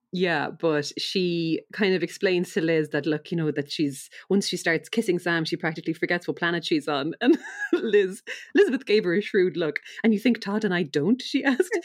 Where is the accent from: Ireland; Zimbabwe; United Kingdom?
Ireland; we're Irish